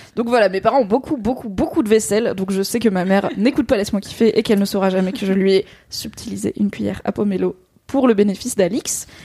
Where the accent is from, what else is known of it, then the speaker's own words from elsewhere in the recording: Alsace, Grand Est, France; en tant qu'Alsacienne